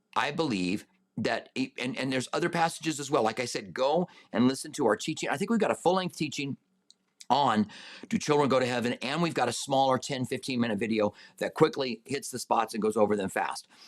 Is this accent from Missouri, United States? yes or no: no; Albuquerque, New Mexico, United States; I grew up in Albuquerque